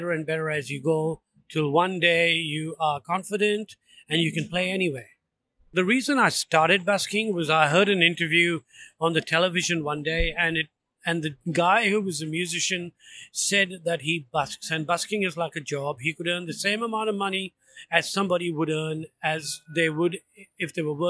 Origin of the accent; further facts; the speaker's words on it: Andaman and Nicobar Islands, India; now in Melbourne, Australia; I'm from the Andaman and Nicobar Islands, which is in the Andaman Sea, is in South Asia.